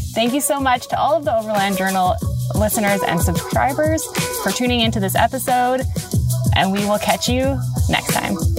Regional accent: Canada; as a Canadian.

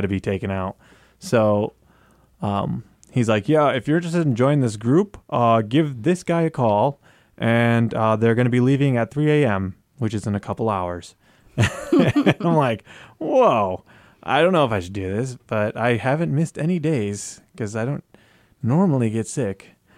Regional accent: Tornado Alley, United States; moved away as an adult; now in Guam; I grew up in Tornado Alley

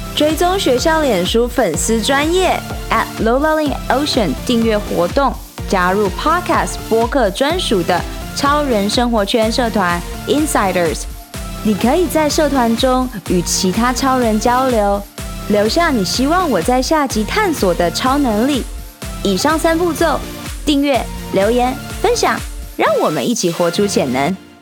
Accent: Changhua County, Taiwan; moved away as an adult; also born or lived in Shanghai, China; now in Taipei, Taiwan; 三年前，我从上海搬回台湾从彰化老家上台北拼人生

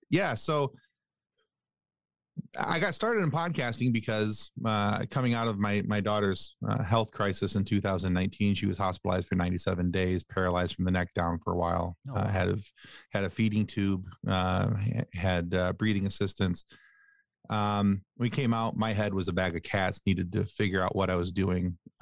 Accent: Ireland; I'm Irish though, and I love to talk.

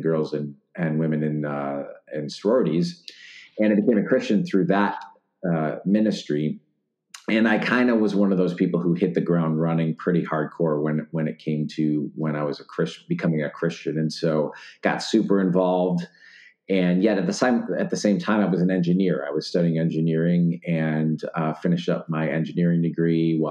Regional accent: Wheaton, Illinois, United States; moved away as an adult; I grew up in Wheaton, Illinois

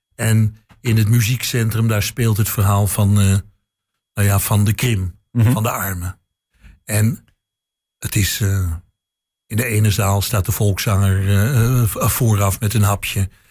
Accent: Amsterdam, North Holland, Netherlands; now in Enschede, Netherlands; als Amsterdammer

